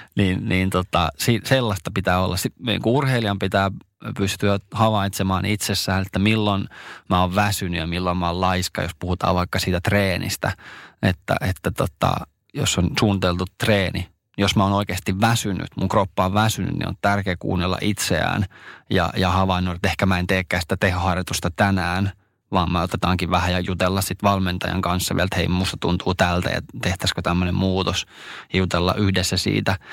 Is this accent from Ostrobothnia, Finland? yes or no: yes; Ostrobothnia, Finland